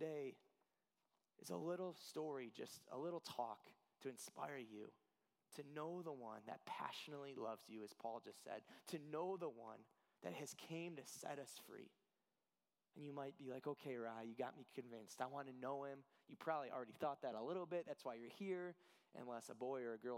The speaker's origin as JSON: {"language": "English", "town": "Cleveland", "region": "Ohio", "country": "United States", "moved": "yes", "lives_now": "Illinois, United States", "said": "I'm from Cleveland."}